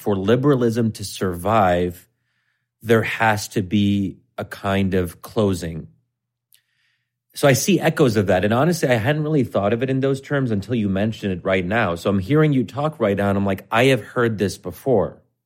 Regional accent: United States; I'm American

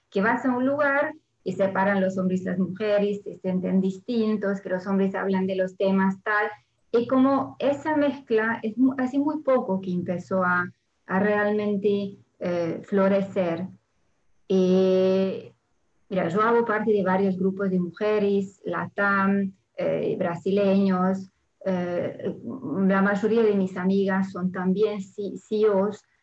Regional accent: Hungary; Spanish is a second language; now in France; Yo soy húngara y francesa, o sea, originalmente abogada, pero después la vida me llevó a vivir en Francia

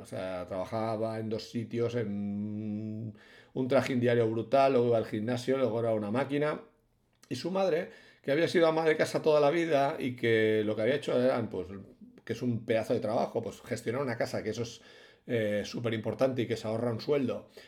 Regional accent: Bilbao, Basque Country, Spain; yo soy de Bilbao y somos sur de Europa

